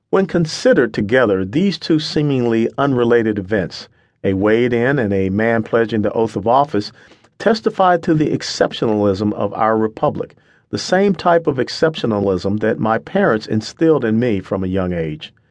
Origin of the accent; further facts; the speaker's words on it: Atlanta, Georgia, United States; moved away; also born or lived in Florida; my simple origins in the inner city of Atlanta. I was born in February of 1961.